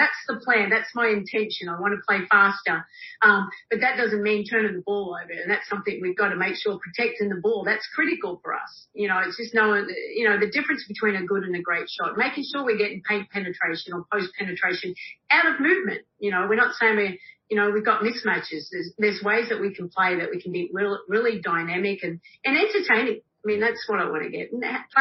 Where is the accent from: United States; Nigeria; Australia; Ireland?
Australia; moved away; I am Australian. I'm very easygoing. I'm a country girl